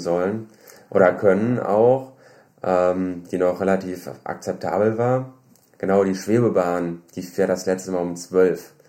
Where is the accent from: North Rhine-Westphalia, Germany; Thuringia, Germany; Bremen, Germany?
North Rhine-Westphalia, Germany; Düsseldorf; Ich komme aus Düsseldorf